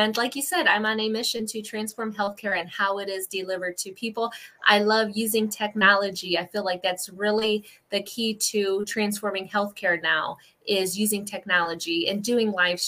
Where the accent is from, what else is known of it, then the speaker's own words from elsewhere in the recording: Ohio, United States; I am from Ohio, and I am a women's holistic health practitioner